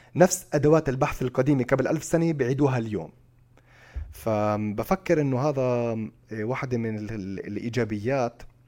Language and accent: Arabic; Palestine; احنا كفلسطينيين